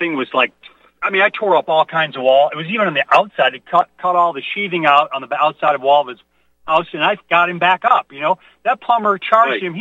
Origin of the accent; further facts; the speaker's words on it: Midwest, United States; I was raised in the Midwest.